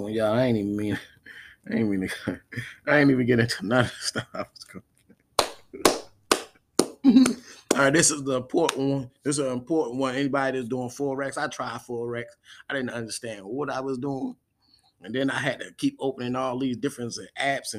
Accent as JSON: {"language": "English", "town": "Baltimore", "region": "Maryland", "country": "United States", "tie": "born or raised there", "also_born_or_lived": "Charles County, Maryland", "said": "Shout out to my hometown"}